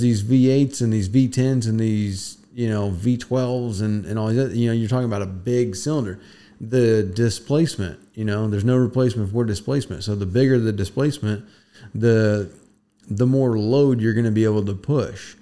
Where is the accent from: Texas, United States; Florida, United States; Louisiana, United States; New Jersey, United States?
Florida, United States; Florida Keys, United States; moved away; we come from the Keys, so it is a little bit different down there